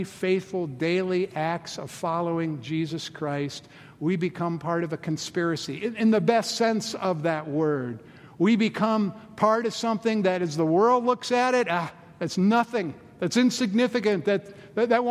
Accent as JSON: {"language": "English", "town": "Boulder", "region": "Colorado", "country": "United States", "tie": "born or raised there", "said": "in the mid-70s when we got the first Starbucks in my hometown, Boulder, Colorado"}